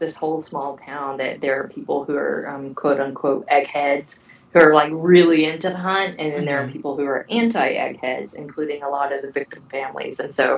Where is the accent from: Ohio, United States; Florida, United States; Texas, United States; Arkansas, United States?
Arkansas, United States; Northwest; my hometown provides me such great material. It's just Northwest Arkansas weirdness.